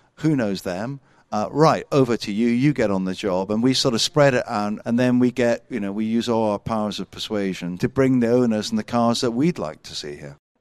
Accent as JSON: {"language": "English", "region": "Scotland", "country": "United Kingdom", "said": "I'm a Scotsman"}